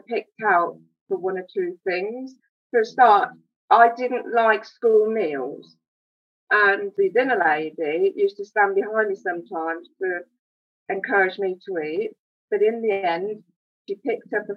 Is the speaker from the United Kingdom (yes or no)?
yes; Wellingborough, East Midlands, United Kingdom; I was born in Wellingborough, born and bred. And I used to go to a local school, the Avenue School. I've lived here all my life